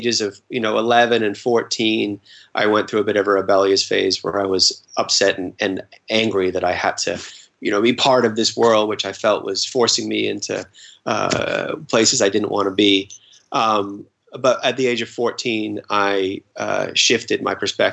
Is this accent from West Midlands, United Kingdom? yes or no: no; London, United Kingdom; I was born in London